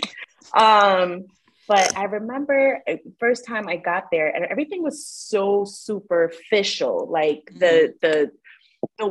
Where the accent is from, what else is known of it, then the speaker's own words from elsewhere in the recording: New York City, New York, United States; I'm from the Bronx.